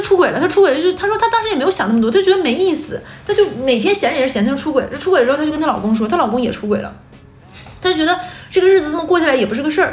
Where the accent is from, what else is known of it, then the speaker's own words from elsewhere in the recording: Northeast China, China; 我们几个人都是东北人